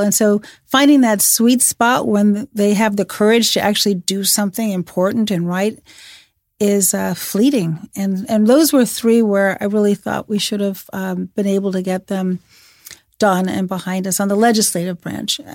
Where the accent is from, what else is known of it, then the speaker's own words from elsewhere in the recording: Chicago, Illinois, United States; I'm from Chicago